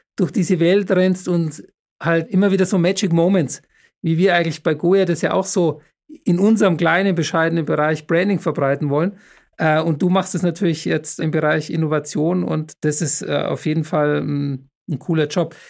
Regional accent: Munich, Bavaria, Germany; moved away; wenn ich mal wieder in München bin, ist ja meine Heimatstadt

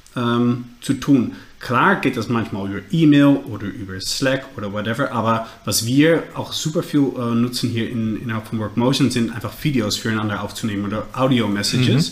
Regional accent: Netherlands; accent: Dutch; German is a second language; mein äh, Holländisch, Englisch, Deutsch. Ähm, sollte verständlich sein, aber ist klar nicht meine Muttersprache

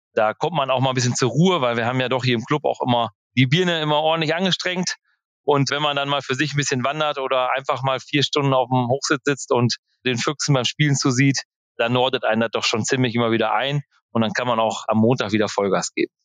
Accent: Velen, North Rhine-Westphalia, Germany; bei uns in Nordfehlen, das ist so 35 Kilometer von Marienthal weg

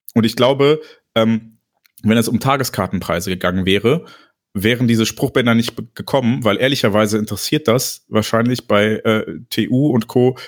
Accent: Neuss, North Rhine-Westphalia, Germany; ich komme aus Neuss

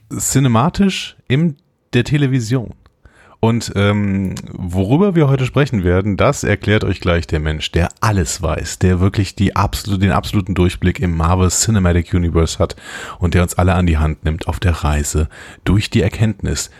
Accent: Übach-Palenberg, North Rhine-Westphalia, Germany; moved away as an adult; also born or lived in Cologne / Neunkirchen-Seelscheid / Nümbrecht; now in Waldbröl, Germany; Ich komme aus Übach-Palenberg

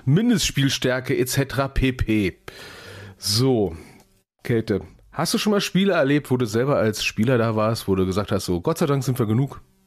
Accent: Berlin, Germany; ich als gebürtiger Berliner

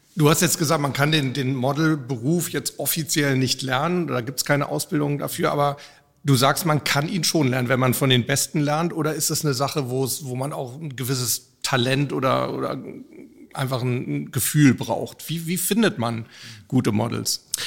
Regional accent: Hamburg, Germany; Ich bin in meiner Heimatstadt Hamburg

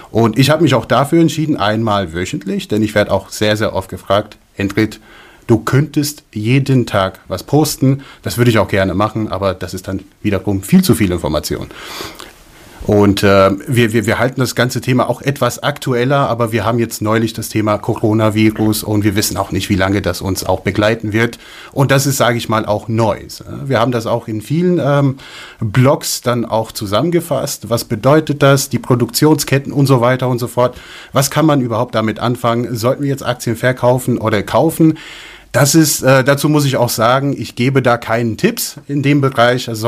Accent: United States; now in Germany; Dazu muss man auch sagen, ähm, der Gedanke kommt aus den USA. Ich bin in den USA aufgewachsen und da habe ich Microsoft gekauft.

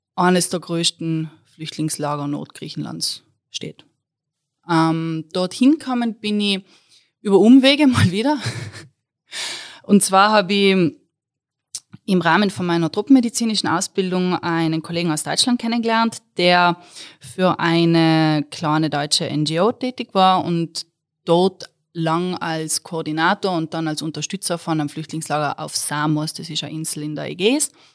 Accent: South Tyrol, Trentino-Alto Adige, Italy; accent: South Tyrolean; moved away as an adult; now in Innsbruck, Austria; Südtirolerin, falls es jemand noch nicht herausgehört hat aus meinem Dialekt. Ähm, Wahlinnsbruckerin

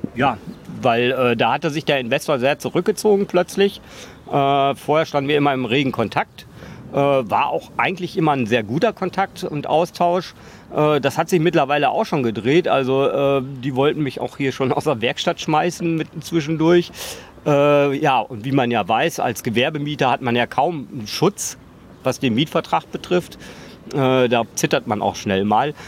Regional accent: Emsland, Lower Saxony, Germany; now in Berlin, Germany; ich komme aus dem Emsland eigentlich, gebürtig

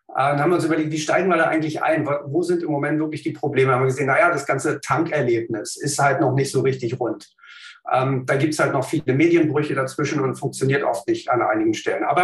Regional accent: Berlin, Germany; ich bin ähm, gebürtiger Berliner, habe hier in Berlin Naturwissenschaften studiert

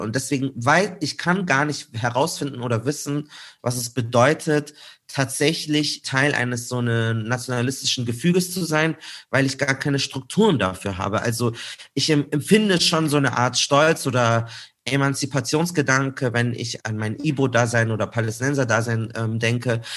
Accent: Munich, Bavaria, Germany; bei uns in München

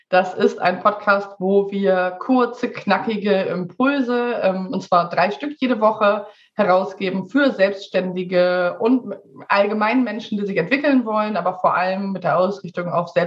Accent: Hamburg, Germany; now in Sweden; ich bin Hamburger Dern, ähm, aber seit einem Jahr lebe ich in Schweden.

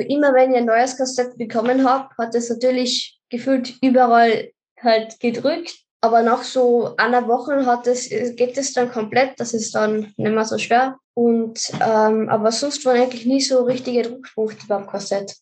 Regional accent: Carinthia, Austria; ich komme aus Österreich, also aus Kärnten

